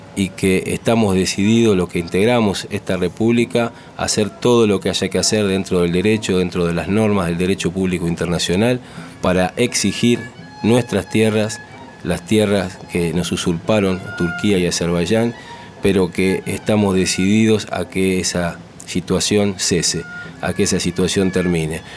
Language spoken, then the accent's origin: Spanish; Argentina; Nosotros somos aquí en Argentina 100% argentinos